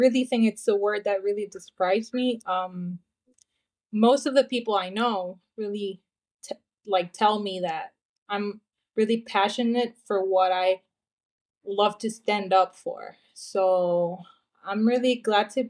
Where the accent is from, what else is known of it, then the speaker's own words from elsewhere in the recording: Honduras; I'm from Honduras. I'm currently here in Honduras. I live here. This is my home. This is my country.